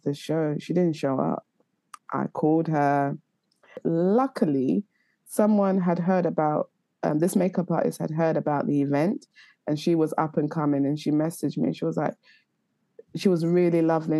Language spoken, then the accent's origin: English; London, United Kingdom; I'm from North London.